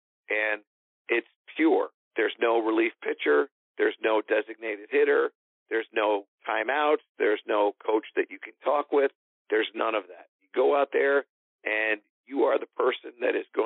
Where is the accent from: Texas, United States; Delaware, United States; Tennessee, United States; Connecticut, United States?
Connecticut, United States; in Connecticut, which is my home state